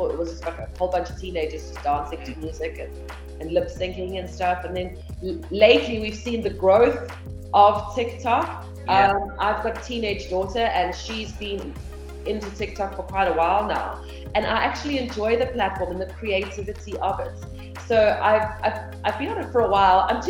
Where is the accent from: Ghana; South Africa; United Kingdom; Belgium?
South Africa; Johannesburg, Gauteng; I was born in Johannesburg. And I've lived in Joburg my whole life